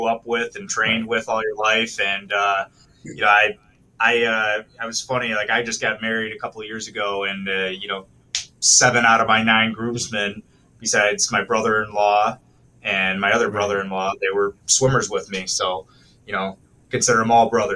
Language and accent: English; Lake Orion, Michigan, United States; I grew up in Lake Orion